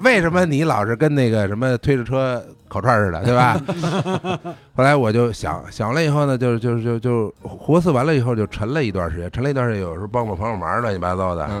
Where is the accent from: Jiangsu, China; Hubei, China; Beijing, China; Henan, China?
Beijing, China; 因为我从小是北京长大嘛